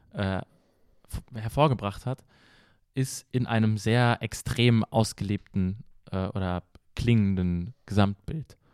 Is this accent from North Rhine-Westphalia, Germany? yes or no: yes; Paderborn, North Rhine-Westphalia, Germany; bei uns in Paderborn, Deutschland angekommen